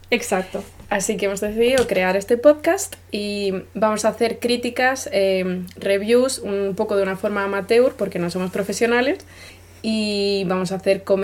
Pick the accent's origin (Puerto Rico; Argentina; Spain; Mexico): Spain; now in Germany; Venimos de España, pero vivimos en Alemania.